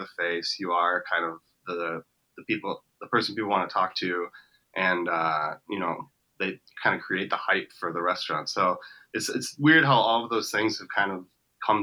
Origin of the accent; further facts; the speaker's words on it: Wisconsin, United States; I'm actually from a smaller town just about an hour north of Milwaukee.